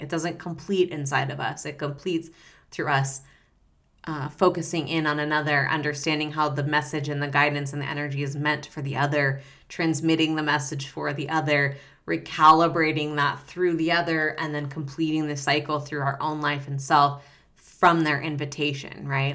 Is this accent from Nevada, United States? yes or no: yes; Reno, Nevada, United States; I grew up in Reno, Nevada, so northern Nevada